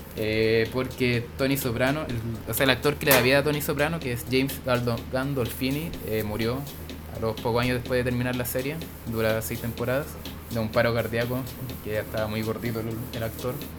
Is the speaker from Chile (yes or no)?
yes; Chile; acá en Chile